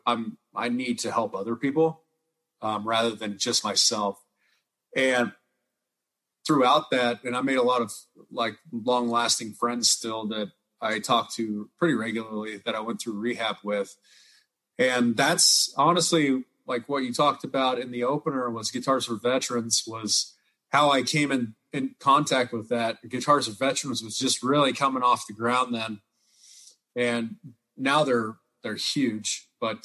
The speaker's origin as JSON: {"language": "English", "region": "Northwest Missouri", "country": "United States", "tie": "born or raised there", "also_born_or_lived": "Omaha", "moved": "yes", "said": "I grew up in Northwest Missouri, near Kansas City, it was country"}